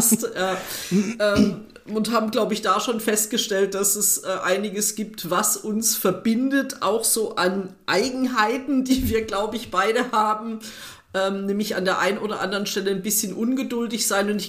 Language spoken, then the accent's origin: German; Saarland, Germany; born there; also born or lived in Frankfurt; Ja, geboren bin ich im Saarland.